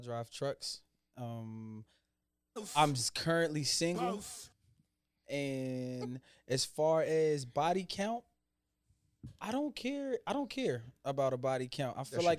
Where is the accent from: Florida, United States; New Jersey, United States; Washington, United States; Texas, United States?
New Jersey, United States; like I'm good when I'm in Ohio because right. I'm from Jersey.